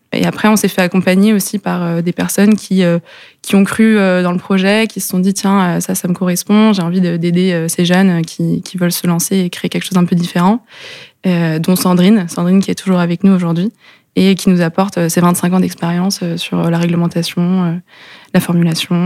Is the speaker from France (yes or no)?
yes; Lannion, Brittany, France; on est tous les deux nés à l'Agnon. on a fait nos études là-bas